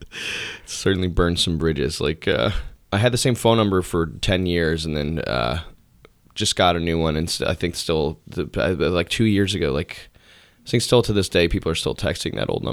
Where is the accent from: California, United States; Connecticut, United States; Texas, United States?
Connecticut, United States; Newtown; moved away as an adult; Yep, yeah. Newtown. I've lived there till I was 18.